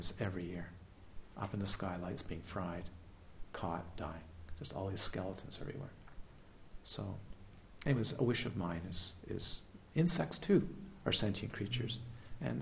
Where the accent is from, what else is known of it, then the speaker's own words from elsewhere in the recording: Canada; also born or lived in Galiano Island, British Columbia; I'm Canadian